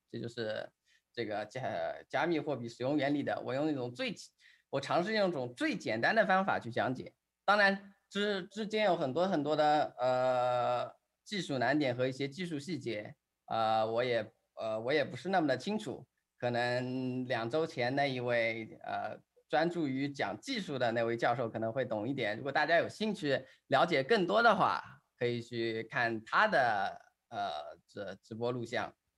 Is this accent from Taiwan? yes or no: no; China